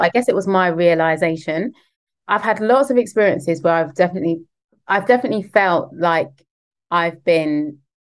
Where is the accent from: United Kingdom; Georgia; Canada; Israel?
United Kingdom; London; the schools I grew up in West London